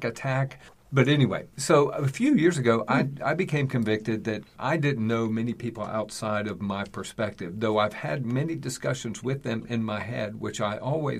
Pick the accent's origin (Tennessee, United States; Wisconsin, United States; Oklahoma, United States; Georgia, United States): Tennessee, United States; East; moved away; I'm originally from Tennessee, East Tennessee